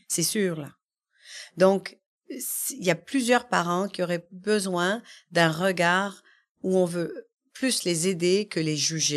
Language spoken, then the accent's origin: French; Quebec, Canada; je suis arrivée ici quand j'étais bébé. Mm-hmm. Et euh, voilà, j'ai grandi au Québec